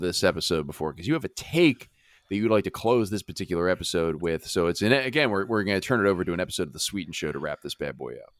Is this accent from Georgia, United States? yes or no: no; Philadelphia, Pennsylvania, United States; We're from Philly